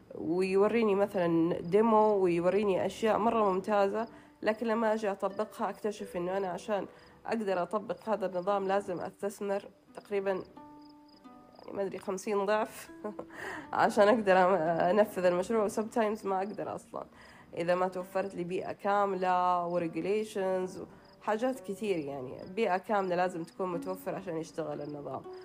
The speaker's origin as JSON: {"language": "Arabic", "country": "Saudi Arabia", "said": "احنا كسعوديين"}